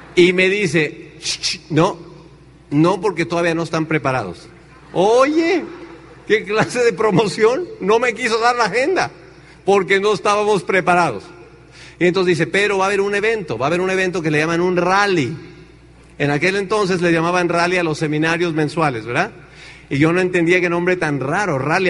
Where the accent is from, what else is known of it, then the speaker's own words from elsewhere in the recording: Tenancingo, Mexico; moved away as an adult; also born or lived in Chicago, United States; en mi pueblo no hay agua.